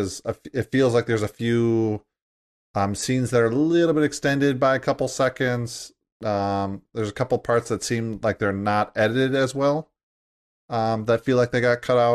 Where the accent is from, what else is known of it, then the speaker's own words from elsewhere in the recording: United States; As an American